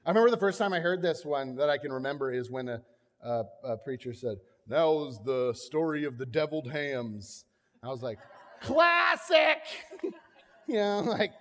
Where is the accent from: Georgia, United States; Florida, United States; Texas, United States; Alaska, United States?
Florida, United States; I grew up in Florida